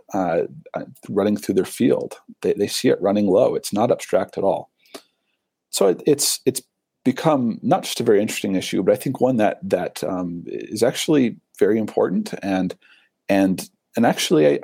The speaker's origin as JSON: {"language": "English", "region": "Michigan", "country": "United States", "tie": "born or raised there", "moved": "yes", "lives_now": "Utah, United States", "said": "I grew up in Michigan, surrounded by the Great Lakes, and now I live fairly close to the Great Salt Lake."}